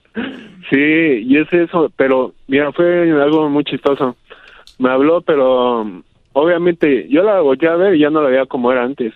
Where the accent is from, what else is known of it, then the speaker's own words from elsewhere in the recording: Toluca, State of Mexico, Mexico; yo soy de Toluca, aquí del Estado de México